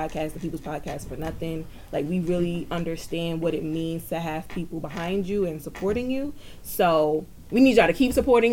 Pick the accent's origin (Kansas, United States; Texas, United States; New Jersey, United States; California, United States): New Jersey, United States; Jersey City; I am also from Jersey City, also from the Hill.